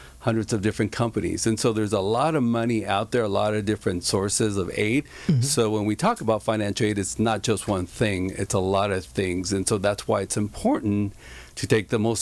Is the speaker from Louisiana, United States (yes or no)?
no; Santa Ana, California, United States; also born or lived in Garden Grove / Westminster; I grew up in Santa Ana